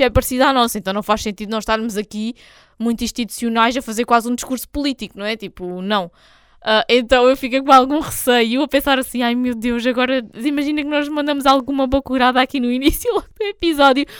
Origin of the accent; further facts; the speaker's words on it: Algarve, Portugal; se não soubessem que eu era daqui, não, di não diriam que eu era porque não tenho propriamente assim sotaque